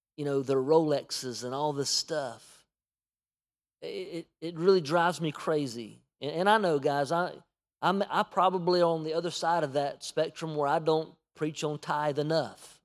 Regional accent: United States; we as an American church

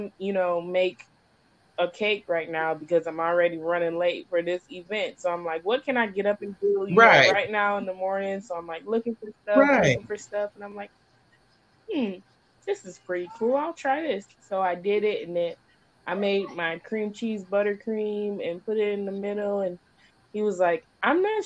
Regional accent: Michigan, United States; I'm from Michigan

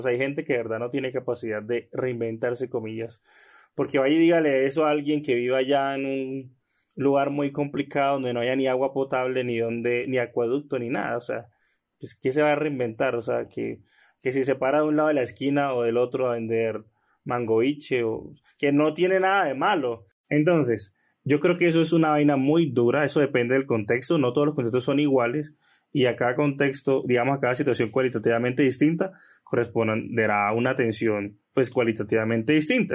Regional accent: Colombia; como colombianos

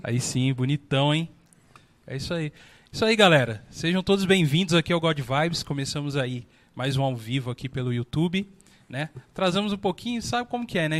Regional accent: Brazil; como brasileiro

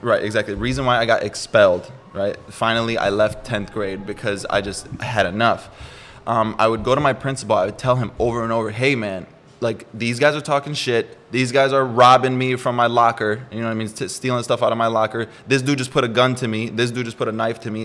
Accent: Milwaukee, Wisconsin, United States; moved away as an adult; now in San Diego, United States; Milwaukee, Wisconsin. I was born there, Midwest, so freezing

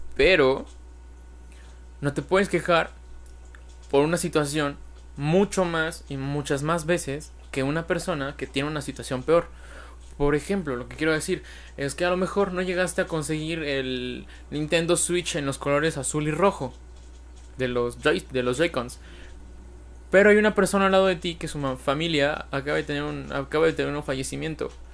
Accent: Mexico; los mexicanos somos

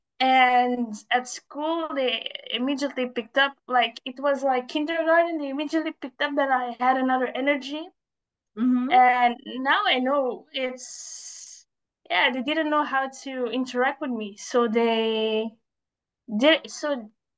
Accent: Belgium; I am born in Belgium. I'm from Belgium

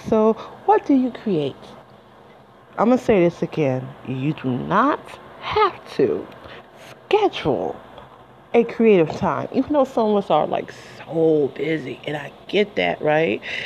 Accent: Detroit, Michigan, United States; I'm from Detroit and you know, the coney dogs with the chili and the onions

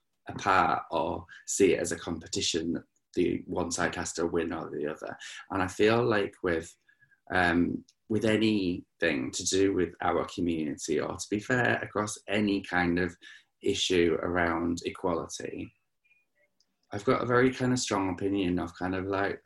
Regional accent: Lake District, North West England, United Kingdom; moved away as an adult; now in London, United Kingdom; I grew up in the Lake District

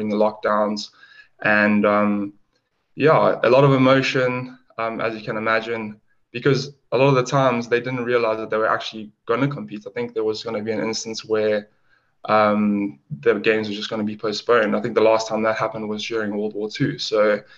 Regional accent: Durban, KwaZulu-Natal, South Africa; moved away as an adult; now in London, United Kingdom; I hail from South Africa in Durban, and recently moved to London about 2.5 years ago

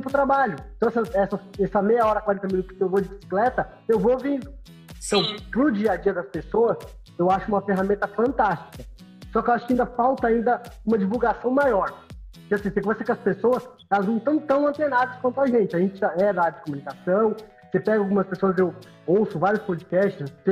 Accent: São Paulo, Brazil; moved away; eu que vim de São Paulo, São Paulo você, você pega um ônibus lá, ou você pega um trem, um metrô, um trem, um ônibus, você fica 3, 4 horas no, no, no trânsito.

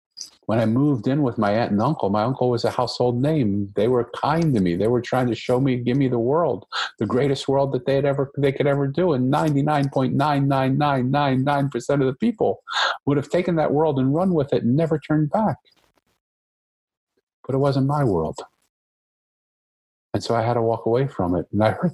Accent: Philadelphia, Pennsylvania, United States; I grew up in Philadelphia

